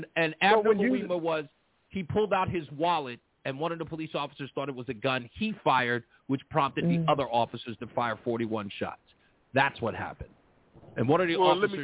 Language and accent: English; New York City, New York, United States; also born or lived in Soundview, Bronx; I'm from Hollis, Queens, but I actually live near Soundview